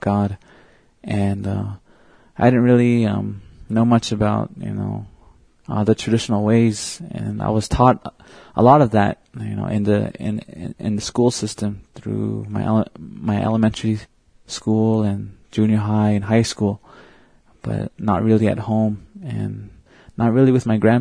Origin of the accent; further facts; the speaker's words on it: Red Lake, Arizona, United States; I'm from the Navajo Reservation. I live at a little town called Red Lake, Arizona, and I was born and raised there.